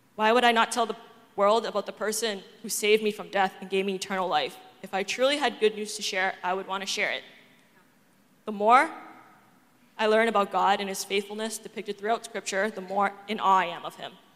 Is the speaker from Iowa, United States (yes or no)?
no; Boston, Massachusetts, United States; I'm from Boston, and I grew up in an atheist household